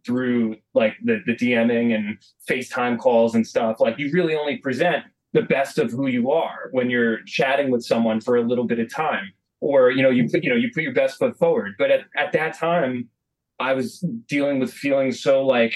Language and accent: English; United States; I'm the American guy. I don't know how to speak Italian.